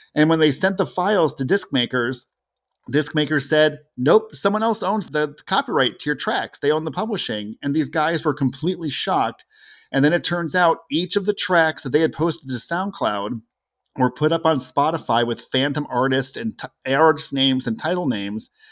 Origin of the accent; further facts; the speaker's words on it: Cleveland and Toledo, Ohio, United States; I grew up in Cleveland and Toledo, where we could hear Canadian radio stations.